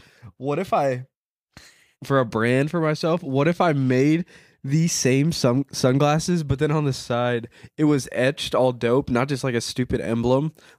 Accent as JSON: {"language": "English", "region": "Nebraska", "country": "United States", "said": "we're from Nebraska, but we're actually here doing the podcast in East Palestine, Ohio."}